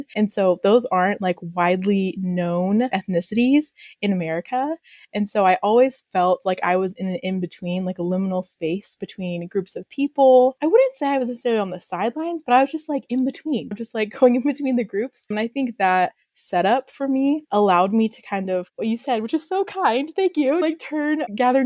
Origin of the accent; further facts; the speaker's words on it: Austin, Texas, United States; moved away; I'm from Austin, Texas.